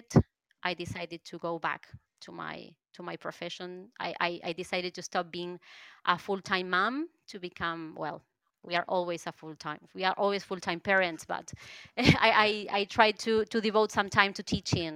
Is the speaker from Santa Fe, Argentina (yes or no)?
no; Buenos Aires Province, Argentina; English is a second language; I'm from Buenos Aires, the capital city of Argentina, the bottom of the planet.